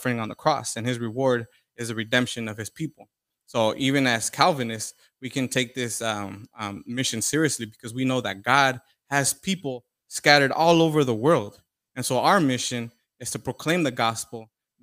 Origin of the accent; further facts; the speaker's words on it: Orange County, Southern California, United States; I'm from Orange County, Southern California.